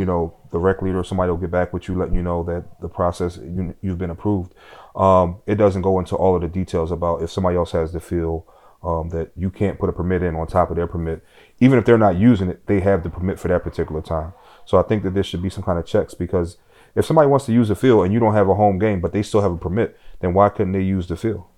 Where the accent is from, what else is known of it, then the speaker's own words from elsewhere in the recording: Philadelphia, Pennsylvania, United States; growing up in South Philadelphia